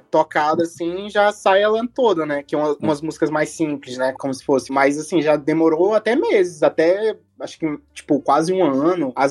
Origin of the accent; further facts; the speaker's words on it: São Luís, Maranhão, Brazil; a gente é daqui de São Luís, né?